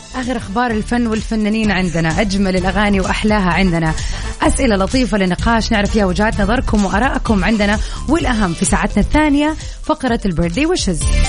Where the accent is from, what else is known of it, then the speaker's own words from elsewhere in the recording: Saudi Arabia; احنا كشعب سعودي